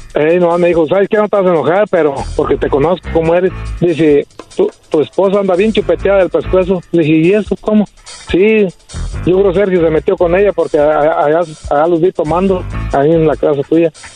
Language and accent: Spanish; Apatzingán, Michoacán, Mexico; now in United States; Yo soy de Apaxingán